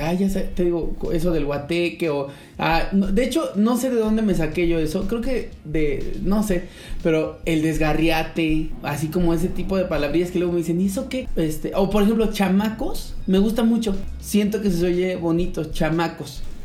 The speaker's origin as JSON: {"language": "Spanish", "country": "Mexico"}